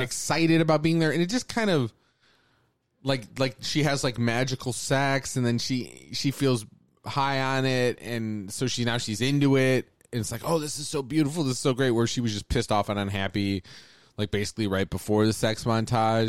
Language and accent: English; Phoenix, Arizona, United States; So I grew up in the Phoenix area, which is a very different kind of place